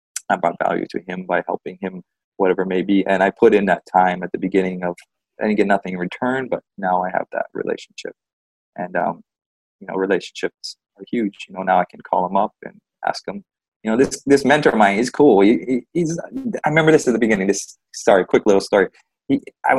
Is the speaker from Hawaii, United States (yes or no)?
yes; Big Island, Hawaii, United States; I'm from Big Island, so local style is to help each other out.